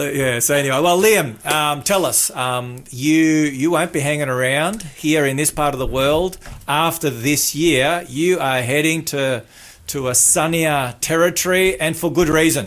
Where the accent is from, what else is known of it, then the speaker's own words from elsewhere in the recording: Melbourne, Victoria, Australia; also born or lived in New Zealand; I had a next door neighbour that was Josie that I grew up with in Melbourne, in the western suburbs